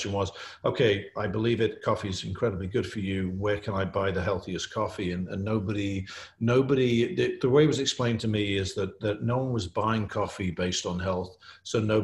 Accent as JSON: {"language": "English", "region": "England", "country": "United Kingdom", "said": "you can tell I'm English"}